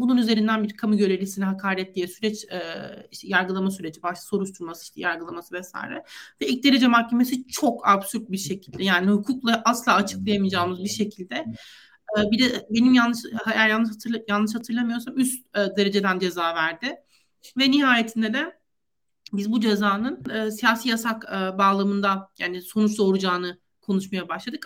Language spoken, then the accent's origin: Turkish; Antalya, Turkey; Ben Antalyalıyım.